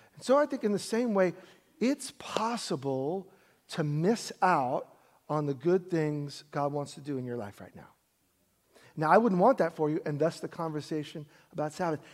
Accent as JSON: {"language": "English", "town": "New York City", "region": "New York", "country": "United States", "tie": "born or raised there", "said": "we grew up in Brooklyn, New York"}